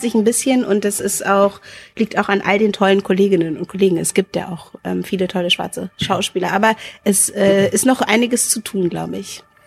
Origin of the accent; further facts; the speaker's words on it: Hanover, Lower Saxony, Germany; also born or lived in Wendland, Lower Saxony; ich bin im, bin im Wendland geboren so und bin hier in Linden, in Hannovers Linden aufgewachsen.